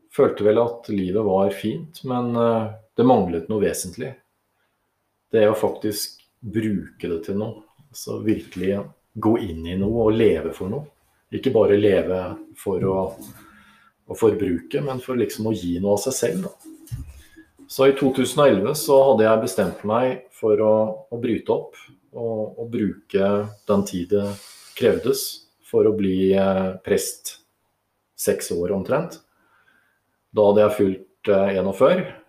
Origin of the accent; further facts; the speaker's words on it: Oslo, Norway; moved away as an adult; also born or lived in Sweden; now in Lesja, Norway; Jeg født og oppvokst i Oslo. Bekkelaget. Definitivt en bygutt